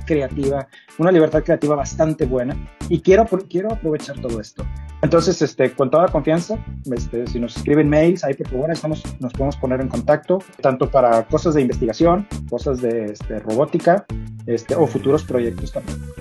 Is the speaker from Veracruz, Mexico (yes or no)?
no; Ciudad Victoria, Tamaulipas, Mexico; moved away as an adult; now in Monterrey, Mexico; pues yo siendo norteño, o sea, soy de Ciudad Victoria, pero me mudé a Monterrey cuando inicié mi carrera